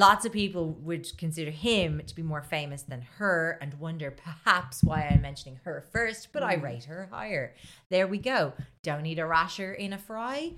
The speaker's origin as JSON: {"language": "English", "country": "Ireland", "said": "As an Irish person."}